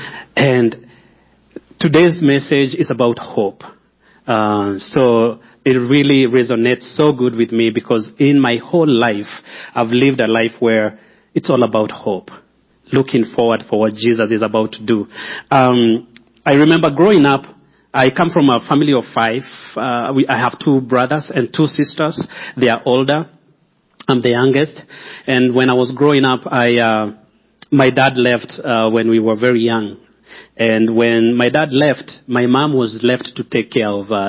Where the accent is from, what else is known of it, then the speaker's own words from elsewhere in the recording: Kenya; moved away as an adult; also born or lived in Nairobi, Kenya; now in Colorado Springs, United States; I'm from Kenya, but I live here in Colorado Springs with my family.